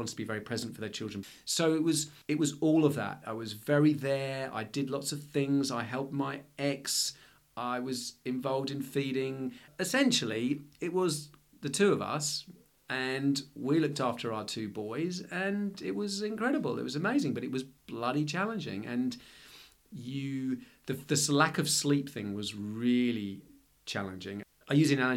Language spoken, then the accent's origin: English; London, United Kingdom; moved away as an adult; now in Melbourne, Australia; I'm originally from London.